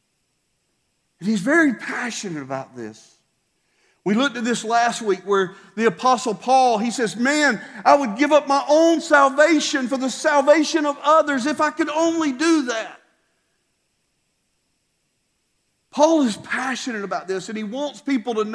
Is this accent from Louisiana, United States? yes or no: no; South Georgia, United States; we were American, you know, South Georgia American too